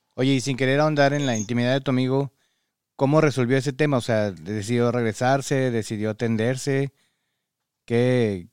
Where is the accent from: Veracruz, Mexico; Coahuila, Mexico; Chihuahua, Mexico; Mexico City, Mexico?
Coahuila, Mexico; Parras; now in United States; Yo soy de Parras